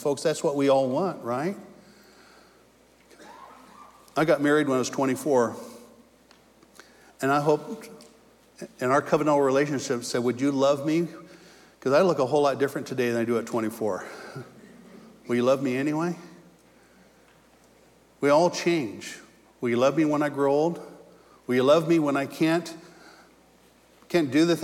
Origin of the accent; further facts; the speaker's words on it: California, United States; moved away; also born or lived in Indiana; I was from California